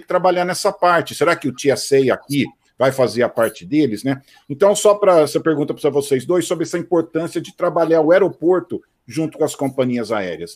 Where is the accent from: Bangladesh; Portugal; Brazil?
Brazil; Campinas, São Paulo; now in United States; eu sou de Campinas